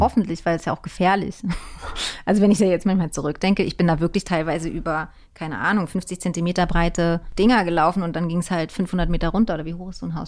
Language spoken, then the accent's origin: German; Berlin, Germany; ich bin in Hohenschönhausen und in Mitte und Prenzlauer Berg groß geworden